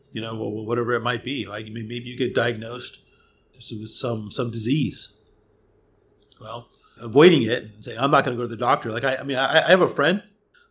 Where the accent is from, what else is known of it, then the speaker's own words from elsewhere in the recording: outside of Hollywood, California, United States; I was born and raised outside of Hollywood.